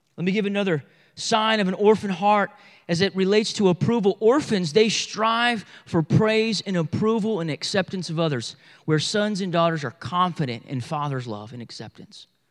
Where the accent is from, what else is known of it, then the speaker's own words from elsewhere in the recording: Bible Belt, the South, United States; we're from the South, Bible Belt South